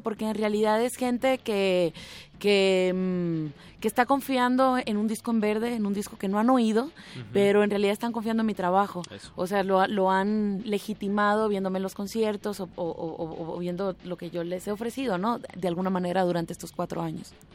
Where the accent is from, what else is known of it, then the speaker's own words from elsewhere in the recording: Tijuana, Baja California, Mexico; moved away as an adult; also born or lived in Havana, Cuba; now in Guadalajara, Mexico; nací en La Habana. Em, ahí crecí hasta prácticamente como hasta los 10 años más o menos. Luego me fui a Tijuana